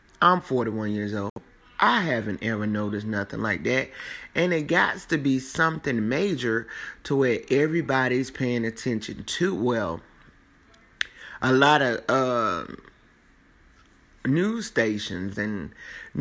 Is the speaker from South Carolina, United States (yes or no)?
yes; South Carolina, United States; I'm from South Carolina. I'm from South Carolina.